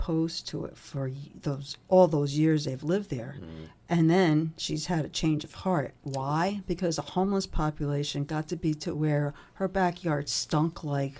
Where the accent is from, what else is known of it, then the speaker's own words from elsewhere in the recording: New Jersey, United States; Well, I'm from New Jersey.